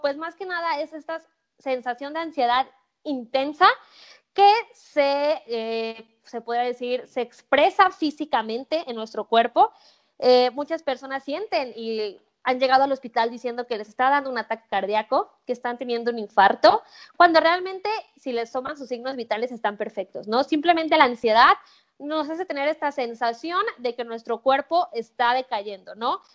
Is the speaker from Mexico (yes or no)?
yes; Mexico; soy mexicana